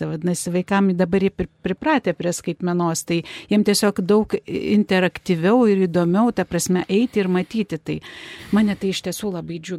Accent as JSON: {"language": "Lithuanian", "country": "Lithuania", "said": "mes, lietuviai"}